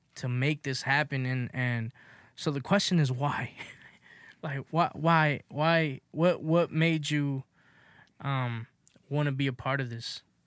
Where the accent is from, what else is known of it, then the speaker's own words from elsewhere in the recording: Los Angeles, California, United States; I grew up in South Central, you know, in the Crenshaw area